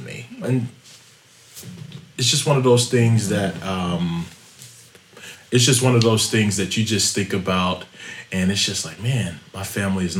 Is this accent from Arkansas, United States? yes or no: yes; Wrightsville, Arkansas, United States; also born or lived in Little Rock, Arkansas; we grew up in Little Rock, but it's actually a small town called Wrightsville, Arkansas.